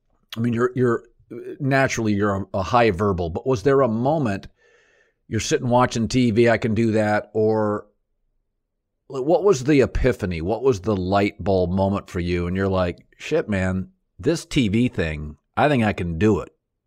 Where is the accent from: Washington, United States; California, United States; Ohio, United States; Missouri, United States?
Washington, United States; I grew up in Washington State, so I was pro marijuana legalization.